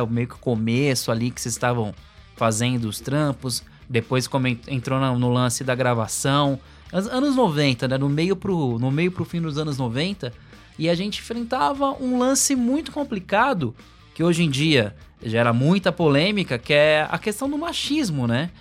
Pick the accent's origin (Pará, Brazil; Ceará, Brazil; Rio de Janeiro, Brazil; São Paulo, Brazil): São Paulo, Brazil; now in Guarulhos, Brazil; eu vim da Zona Norte também, lá de, lá de São Paulo. É, hoje, hoje a gente está aqui em Guarulhos